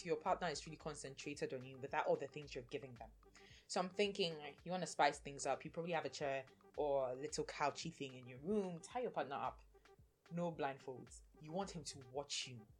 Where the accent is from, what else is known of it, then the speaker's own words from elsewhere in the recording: Ghana; being a Ghanaian woman